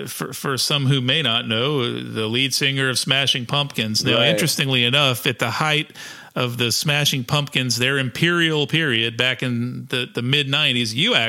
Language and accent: English; South Carolina, United States; we're from South Carolina.